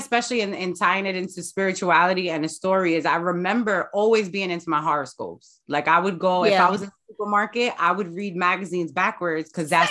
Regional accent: Jersey City, New Jersey, United States; born and raised in Jersey City.

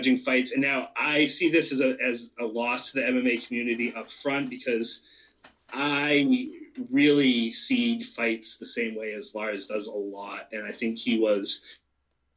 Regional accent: York, Maine, United States; I'm from York.

